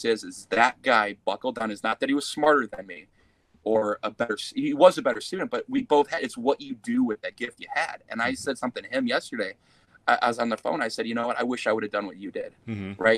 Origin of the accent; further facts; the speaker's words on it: North Liberty, Indiana, United States; moved away; I'm originally from North Liberty, Indiana, where next door to you in Walkerton